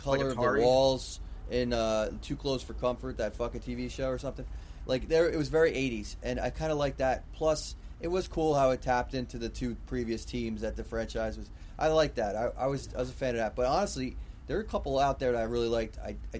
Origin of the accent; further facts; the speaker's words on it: United States; As an American